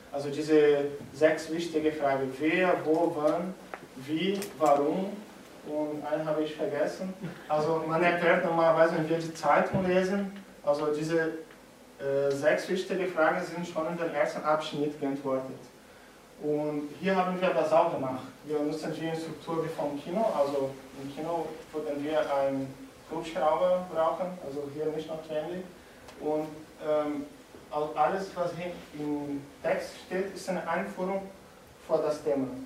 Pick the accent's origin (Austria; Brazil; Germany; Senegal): Brazil; German is a second language; Also ich komme aus Brasilien, wenn, äh, wenn Sie etwas nicht so gut verstehen können, dann sagen Sie mir bitte Bescheid, ich versuche anders zu sagen.